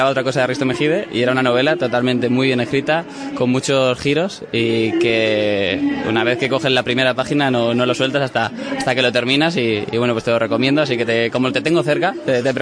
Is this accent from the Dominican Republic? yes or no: no; Leganés, Community of Madrid, Spain; nosotros somos de Leganés